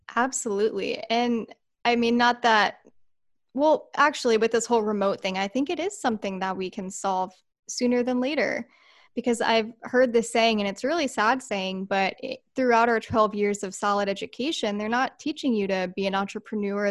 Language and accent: English; Santee, California, United States; I was born and raised right here in San Diego